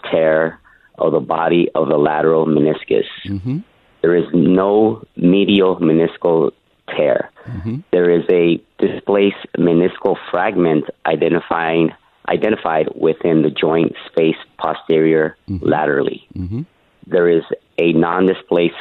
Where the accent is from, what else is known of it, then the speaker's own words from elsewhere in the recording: Los Angeles, California, United States; also born or lived in Huntington Park; I grew up in Southern California, Los Angeles. I grew up in the L.A. metro area.